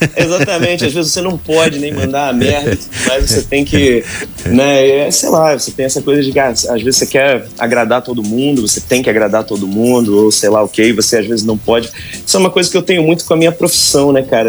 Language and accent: Portuguese; Angra dos Reis, Rio de Janeiro, Brazil; moved away as an adult; now in Netherlands; Costa Azul, que é a rádio da minha cidade natal